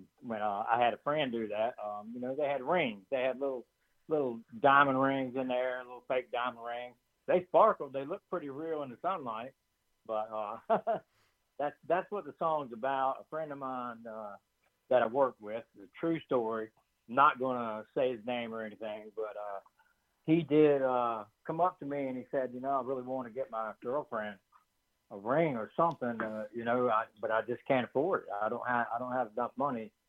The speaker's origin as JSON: {"language": "English", "town": "Bluefield", "region": "Virginia", "country": "United States", "tie": "born or raised there", "said": "growing up in Bluefield, Virginia"}